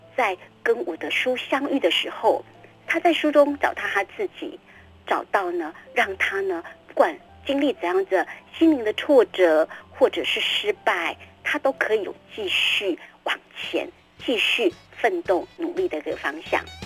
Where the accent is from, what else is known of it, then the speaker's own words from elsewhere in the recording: Tainan, Taiwan; 我住在嗯。山上，啊，我住在嗯。台南南溪的山上哦。。对，然后我从小在山里面长大